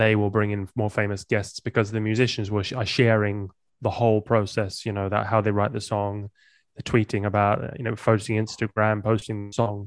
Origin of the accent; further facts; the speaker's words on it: England, United Kingdom; moved away as an adult; also born or lived in Amsterdam, Netherlands; I grew up in England and I moved to Amsterdam when I was in my twenties